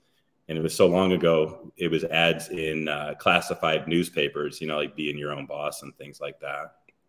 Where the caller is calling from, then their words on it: Aventura, Florida, United States; In Miami or Aventura, Florida, which is North Miami.